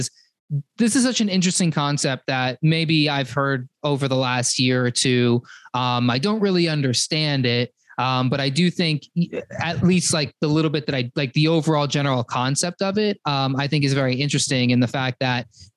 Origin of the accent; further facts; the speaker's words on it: Arizona, United States; I grew up in Arizona where it's a desert